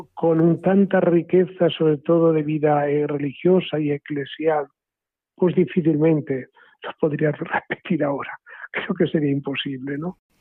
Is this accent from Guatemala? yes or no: no; Cárcar, Navarre, Spain; era de mi pueblo, de Carcar Navarra